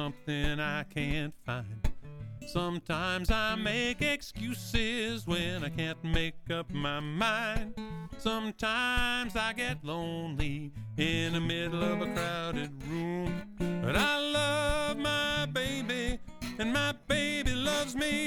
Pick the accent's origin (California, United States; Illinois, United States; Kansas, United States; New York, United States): Kansas, United States; Wichita; moved away as an adult; now in Arizona, United States; I'm from Wichita, Kansas